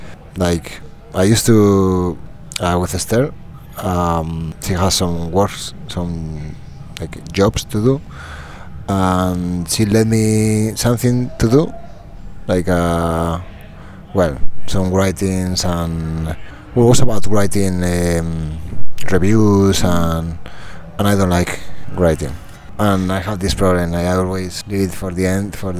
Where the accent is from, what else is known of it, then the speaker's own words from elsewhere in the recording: Soria, Castile and León, Spain; English is a second language; moved away; always home is when I grew up. It's Soria, it's my hometown in Spain